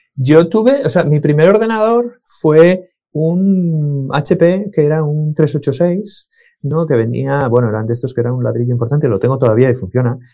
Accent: Asturias, Spain; also born or lived in León / Salinas / Oviedo / Avilés; Nací en León, pero llevo toda la vida viviendo en Asturias. Em, eh, hace, pues no sé cuántos años, yo tenía tres años

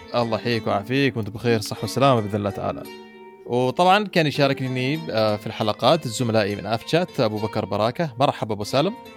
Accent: Muscat, Oman; عندنا في مسقط

